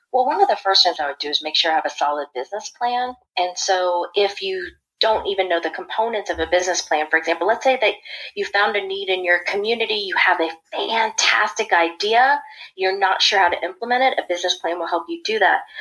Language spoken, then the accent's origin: English; Washington, District of Columbia, United States; moved away as an adult; also born or lived in Raleigh-Durham area, North Carolina; now in Research Triangle Park area, North Carolina, United States; I was born and raised in the Washington, D.C. area, I lived there for more than 40 years.